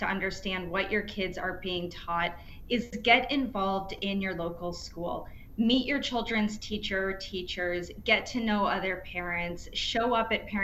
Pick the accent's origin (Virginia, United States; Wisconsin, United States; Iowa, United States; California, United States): Iowa, United States; in Iowa, my home state